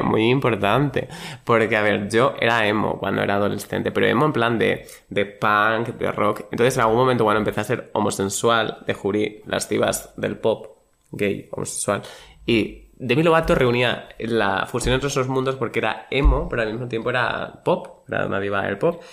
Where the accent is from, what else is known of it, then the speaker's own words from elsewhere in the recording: Badajoz, Extremadura, Spain; now in Madrid, Spain; yo de Badajoz